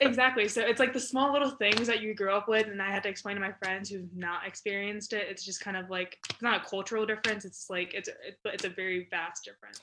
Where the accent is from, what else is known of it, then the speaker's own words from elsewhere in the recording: Hickory, North Carolina, United States; also born or lived in Chapel Hill, North Carolina; living in Hickory, North Carolina.